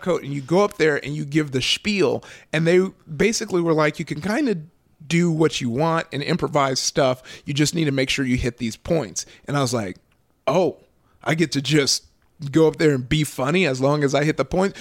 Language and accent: English; Southern California, United States; I grew up out here in Southern California